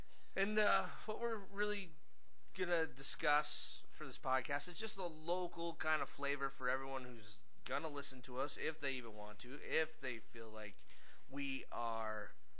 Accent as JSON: {"language": "English", "town": "Deadwood", "region": "South Dakota", "country": "United States", "tie": "born or raised there", "said": "we live here in the Black Hills of South Dakota. Grew up in Deadwood."}